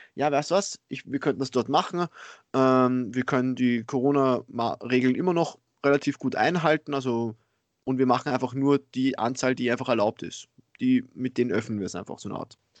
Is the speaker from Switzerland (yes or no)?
no; Austria; bei uns in Österreich